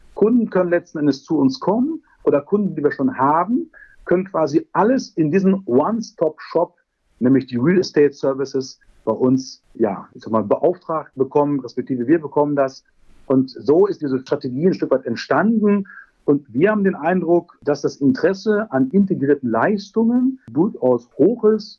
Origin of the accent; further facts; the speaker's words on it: North Rhine-Westphalia, Germany; als Ostwestfale